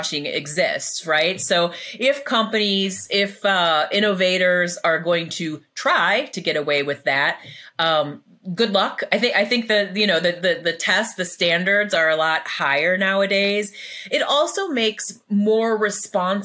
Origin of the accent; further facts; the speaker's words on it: Illinois, United States; I'm from Illinois.